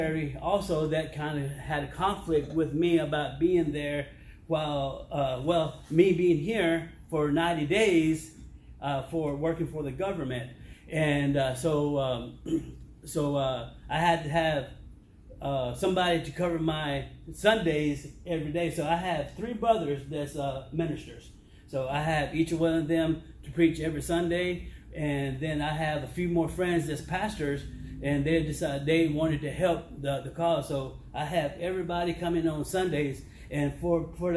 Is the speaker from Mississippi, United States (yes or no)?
yes; Philadelphia, Mississippi, United States; moved away as an adult; also born or lived in San Diego, California / Maryland; now in Ripley, Tennessee, United States; I'm originally from Philadelphia, Mississippi